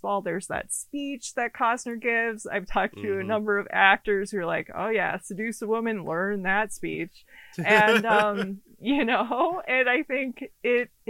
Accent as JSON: {"language": "English", "region": "Minnesota", "country": "United States", "tie": "born or raised there", "said": "I grew up in Minnesota"}